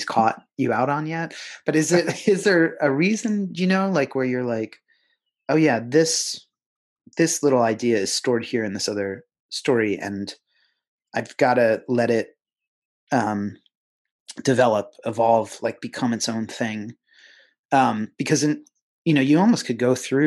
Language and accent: English; Pennsylvania, United States; where I grew up in Pennsylvania